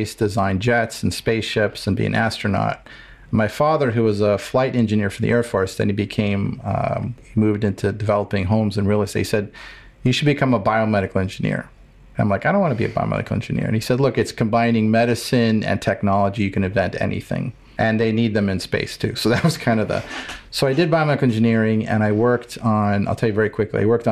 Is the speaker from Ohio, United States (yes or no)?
yes; Cleveland, Ohio, United States; I grew up in Cleveland, Ohio